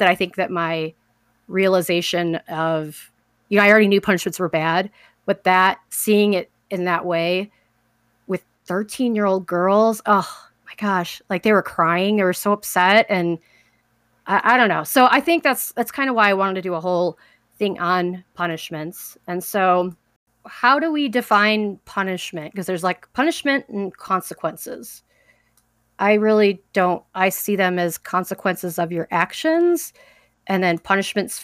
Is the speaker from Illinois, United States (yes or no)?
yes; Chicago, Illinois, United States; I grew up in Chicago, Southside Chicago